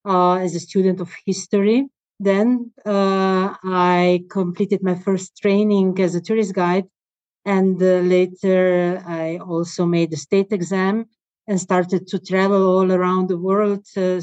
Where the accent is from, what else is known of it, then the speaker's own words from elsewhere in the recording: Slovenia; I decided to move back to my hometown to be with them, around them.